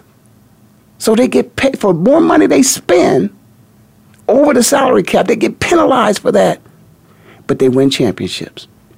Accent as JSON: {"language": "English", "town": "Kent", "region": "Ohio", "country": "United States", "tie": "born or raised there", "said": "I'm born and raised in Kent"}